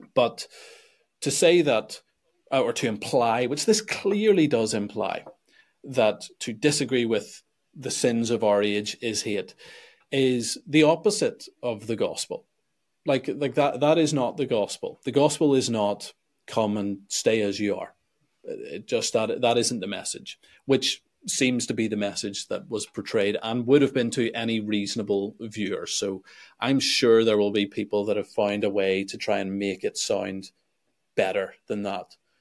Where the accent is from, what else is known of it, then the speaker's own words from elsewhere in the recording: Belfast, Northern Ireland, United Kingdom; also born or lived in Sweden; I'm from Belfast